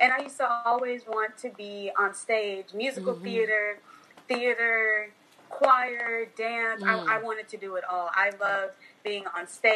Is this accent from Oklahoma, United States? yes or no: yes; Oklahoma City, Oklahoma, United States; Originally, I'm from Oklahoma City, Oklahoma, and I currently am here until later this year